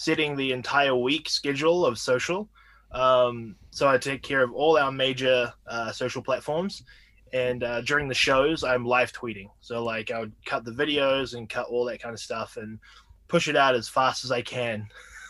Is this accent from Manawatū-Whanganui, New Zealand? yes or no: yes; Whanganui, Manawatū-Whanganui, New Zealand; moved away as an adult; also born or lived in Austin, Texas; now in United States; I'm from a small town in New Zealand called Whanganui. Sounds kind of strange, but yeah, that's my hometown. Moved here to America in like 2013